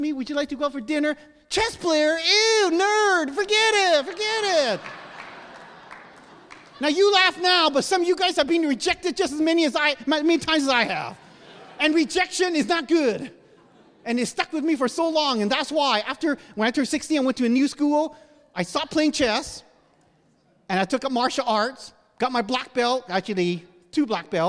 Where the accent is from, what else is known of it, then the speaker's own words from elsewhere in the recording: Canada; moved away; I was born and raised in Canada